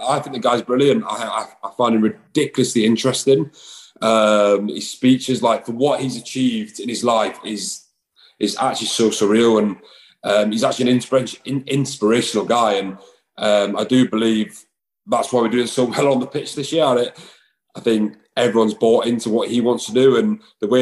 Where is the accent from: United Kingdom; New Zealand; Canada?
United Kingdom; Yorkshire and the Humber; moved away as an adult; also born or lived in Glasgow; now in Montpellier, France; obviously growing up in Glasgow and Yorkshire